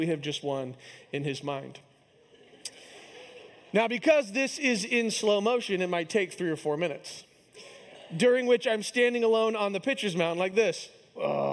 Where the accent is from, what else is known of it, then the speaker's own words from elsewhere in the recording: Kansas City, United States; my hometown team, the Kansas City Royals